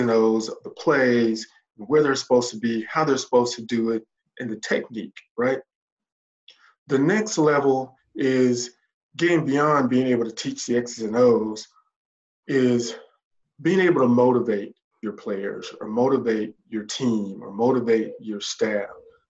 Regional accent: the South, United States; also born or lived in Indiana; My family has made a home here. My wife is from the South. I'm from the South.

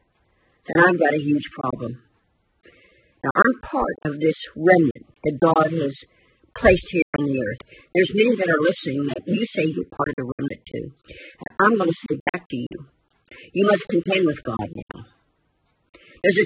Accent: United States; I'm an American

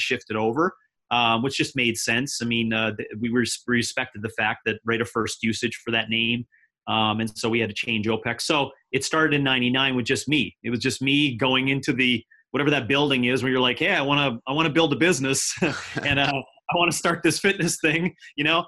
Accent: Canada; moved away as an adult; now in United States; I'm now been living in the United States for 7 years. I am a Canadian and I've been living down here with my family.

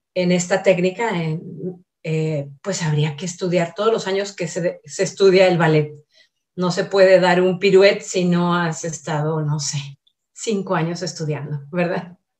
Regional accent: Monterrey, Nuevo León, Mexico; Soy regiomontana

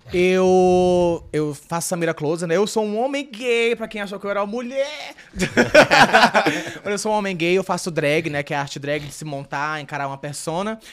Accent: Fortaleza, Ceará, Brazil; moved away; eu nasci no Ceará, sou, tipo, sou nordestino, sou de Fortaleza, Ceará

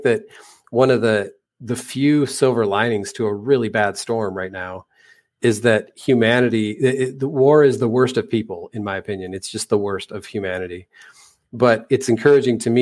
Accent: United States; I'm American

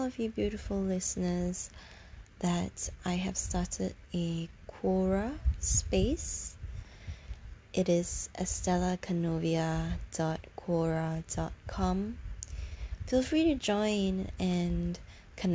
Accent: Singapore; from Singapore, my hometown where I'm from

